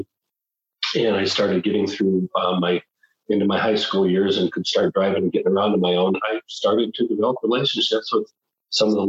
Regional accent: Butte, Montana, United States; also born or lived in Missoula, Montana; I was born and raised in Butte

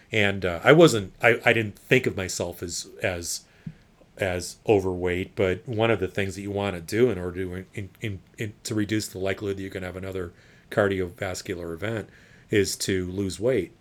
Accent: Indiana, United States; Indiana, my home state

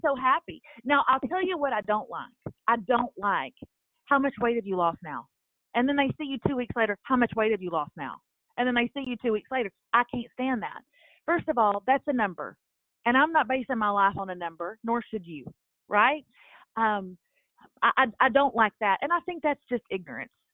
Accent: Lufkin, Texas, United States; moved away as an adult; also born or lived in Nashville; I moved back to my hometown, my small hometown of Lufkin, Texas

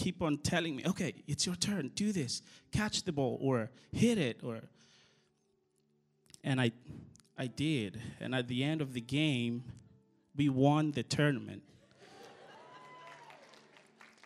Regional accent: Madagascar; now in United States; I'm from Madagascar

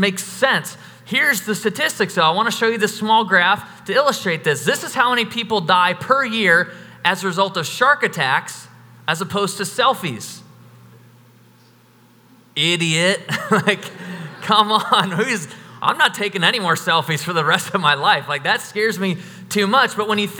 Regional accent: United States; we're all from America

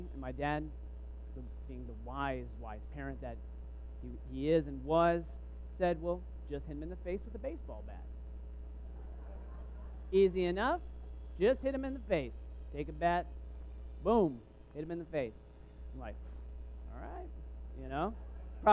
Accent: Waco, Texas, United States; I grew up in Texas

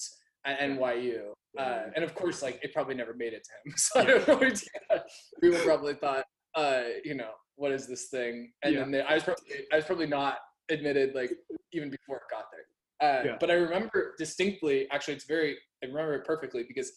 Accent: Orange County, California, United States; moved away as an adult; also born or lived in Dallas, Texas / New York; I grew up in Orange County

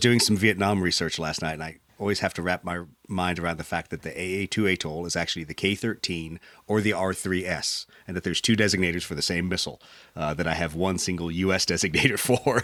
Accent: United States; being an American

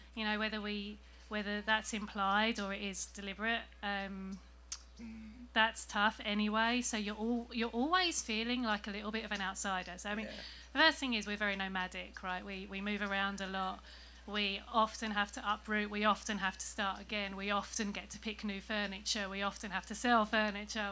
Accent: England, United Kingdom; now in San Diego, United States; I'm from England

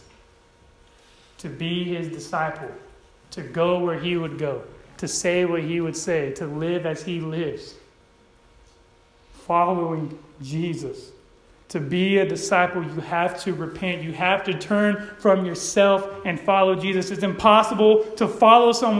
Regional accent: Modesto, California, United States; I grew up in Modesto, California, where it's ghetto

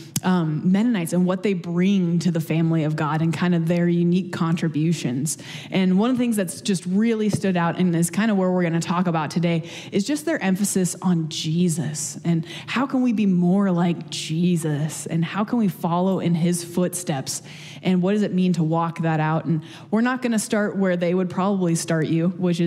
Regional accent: Los Angeles, California, United States; now in Willamette Valley, Oregon, United States; I grew up in the Los Angeles area, a little beach city.

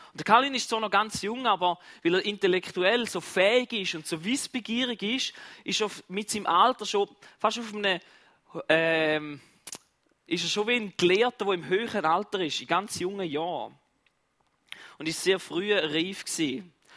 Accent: Switzerland; bei uns in der Schweiz

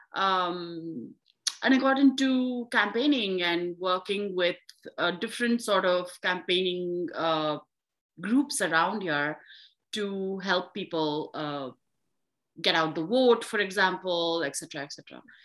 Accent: India; now in United States; I'm from India

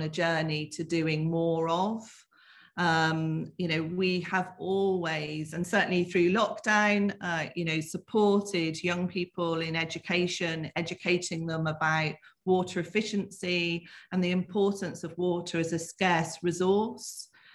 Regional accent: the Southwest, South West England, United Kingdom; accent: Southwest lilt; I was born in the Southwest. You might, there might be a bit of a lilt there that you can hear

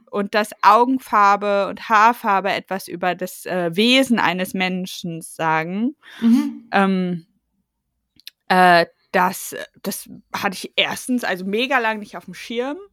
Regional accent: East Germany, Germany; ich bin ja Ossi und ich bin ja. 88 geboren

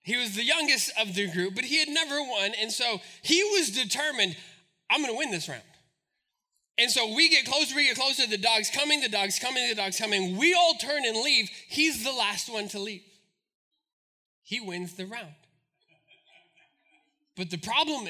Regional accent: Albuquerque, New Mexico, United States; We grew up in Albuquerque

